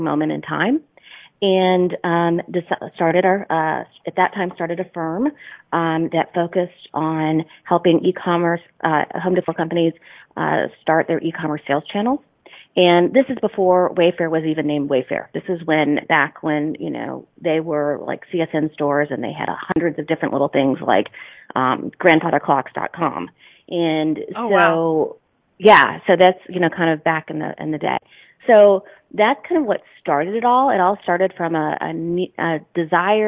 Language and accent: English; North Carolina, United States; moved away as an adult; decided to come back to my home state of North Carolina